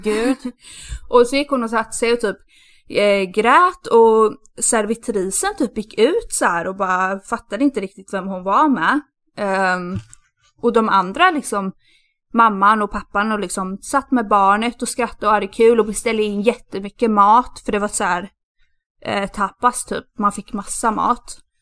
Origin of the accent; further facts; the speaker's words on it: Sweden; moved away; min eh, bästa killkompis som jag har i, eh, i Sverige som jag alltid umgås med när jag är hemma